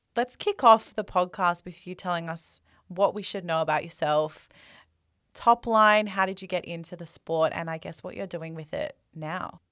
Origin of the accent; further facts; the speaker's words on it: Australia; We're two Australian girls